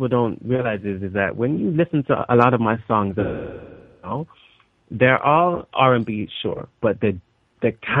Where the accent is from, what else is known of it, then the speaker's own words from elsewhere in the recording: London, United Kingdom; also born or lived in Los Angeles; we came back to London. So I've kind of been growing up in London